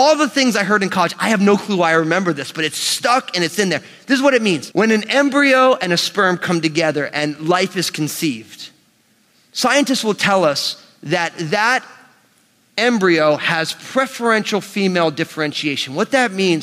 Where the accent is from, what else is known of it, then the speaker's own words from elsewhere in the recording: United States; born and raised in the New York metropolitan area